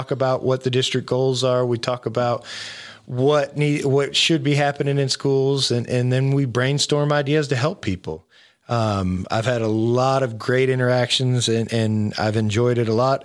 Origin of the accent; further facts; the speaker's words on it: Florida, United States; moved away; I grew up in Florida